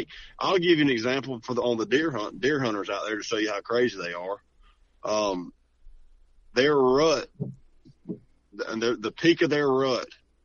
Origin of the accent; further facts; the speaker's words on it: Georgia, United States; we're all from Georgia.